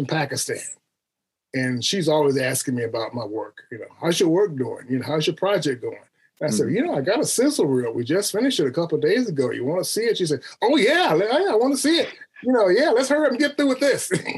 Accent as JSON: {"language": "English", "town": "Phoenix", "region": "Arizona", "country": "United States", "tie": "born or raised there", "also_born_or_lived": "Detroit / New York", "moved": "as an adult", "lives_now": "Baton Rouge, United States", "said": "I grew up in Phoenix, Arizona."}